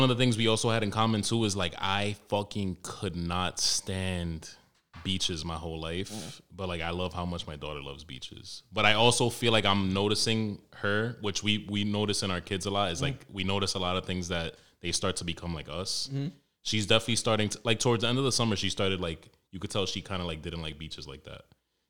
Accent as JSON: {"language": "English", "town": "Harlem", "region": "New York", "country": "United States", "said": "I'm from Harlem, but I don't kill niggas."}